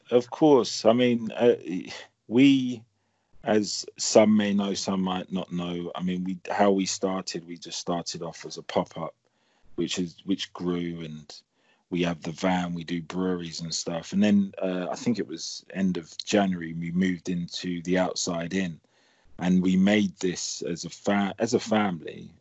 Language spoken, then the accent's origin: English; London, United Kingdom; moved away as an adult; now in Portsmouth, United Kingdom; houses that we grew up in in Chelsea and Streatham with huge ceilings